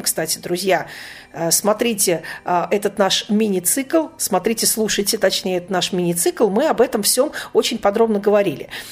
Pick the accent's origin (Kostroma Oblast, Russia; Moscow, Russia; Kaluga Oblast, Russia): Kaluga Oblast, Russia; Obninsk; в том приходе, в котором я выросла, а, в Обнинске